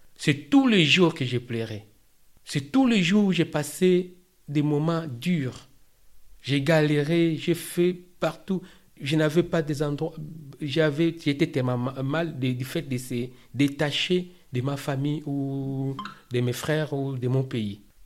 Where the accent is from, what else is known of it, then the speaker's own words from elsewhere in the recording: Kinshasa, DR Congo; moved away as an adult; now in France; je viens de la République démocratique du Congo, en Afrique centrale, particulièrement dans la ville de Kinshasa